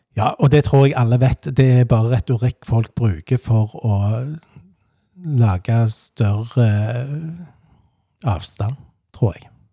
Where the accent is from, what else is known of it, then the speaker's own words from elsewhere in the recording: Stavanger, Rogaland, Norway; moved away as an adult; also born or lived in Hana / Hummersåk; now in Hjelmeland, Norway; Jeg vokste opp på Vaulen, rett overfor Vaulen skole